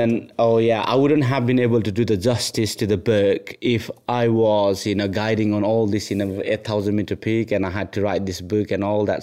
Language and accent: English; Nepal; moved away; I was born in Nepal. Um, I had a really humble upbringing